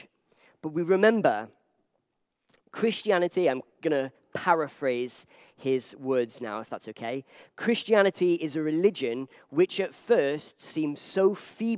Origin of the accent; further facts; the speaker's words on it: Liverpool, North West England, United Kingdom; I'm from Liverpool